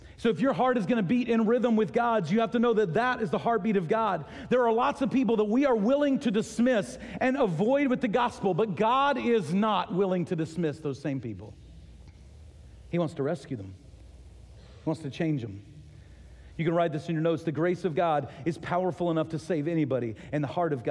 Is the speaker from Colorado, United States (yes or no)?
no; Texas, United States; moved away as an adult; also born or lived in Ohio; We're from Texas, but we were living in Ohio.